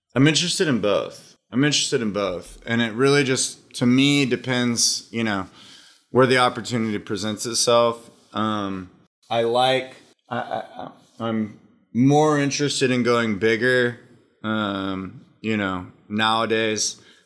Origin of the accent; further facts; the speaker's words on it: Austin, Texas, United States; Austin, Texas. Grew up in Austin.